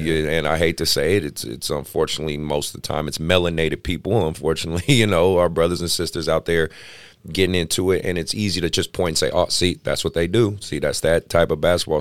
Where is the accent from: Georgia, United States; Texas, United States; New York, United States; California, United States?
California, United States; Oakland; I grew up, you know, I grew up in Oakland